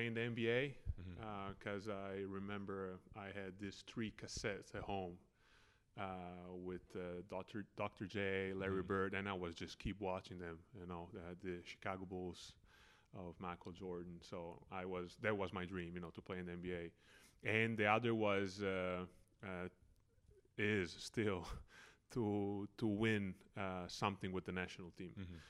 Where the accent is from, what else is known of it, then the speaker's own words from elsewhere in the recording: Reggio Emilia, Emilia-Romagna, Italy; I was lucky to be born and to grow up in Reggio Emilia, where basketball is actually the main sport